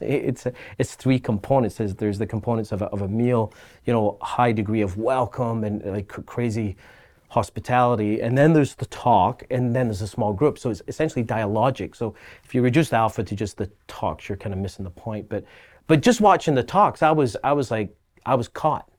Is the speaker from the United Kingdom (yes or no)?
yes; Glasgow, Scotland, United Kingdom; now in Halifax, Canada; I grew up in Scotland, and in Scotland, uh, being a Catholic or Protestant is inherently tribal